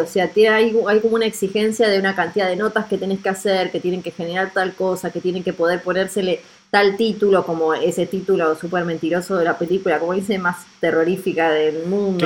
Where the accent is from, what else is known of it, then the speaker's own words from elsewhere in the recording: Argentina; yo soy de Argentina